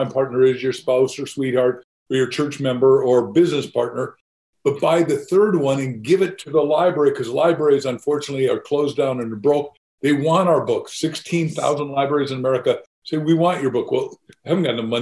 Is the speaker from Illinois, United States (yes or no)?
yes; Illinois, United States; I was born in Illinois, not far from you in Iowa